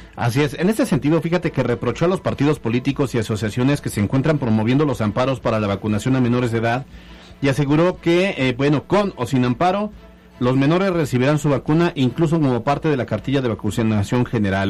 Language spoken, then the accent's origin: Spanish; Alchichica, Puebla, Mexico; Alchichica, mi pueblo. Es más, yo no soy de Alchichica, Alchichica es mío.